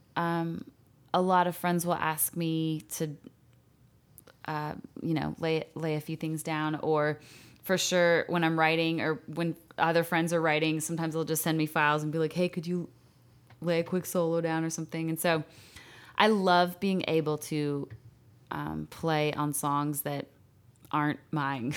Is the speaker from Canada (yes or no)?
yes; Calgary, Alberta, Canada; I'm from Calgary, Canada